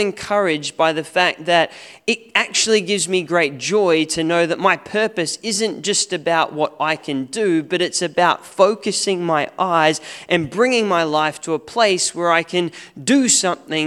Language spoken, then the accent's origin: English; Australia; now in New Zealand; As an Aussie